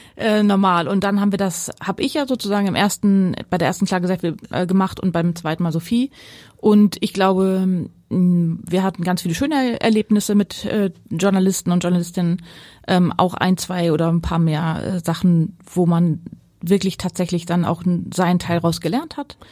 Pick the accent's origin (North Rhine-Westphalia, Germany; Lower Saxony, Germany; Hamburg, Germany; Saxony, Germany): North Rhine-Westphalia, Germany; Ruhr area; moved away as an adult; now in Pellworm, Germany; mit meiner Kindheit im Ruhrgebiet